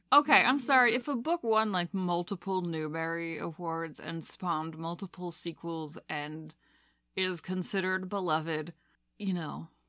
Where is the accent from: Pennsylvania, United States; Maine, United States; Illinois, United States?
Maine, United States; moved away; I'm from the, uh, great old state of Maine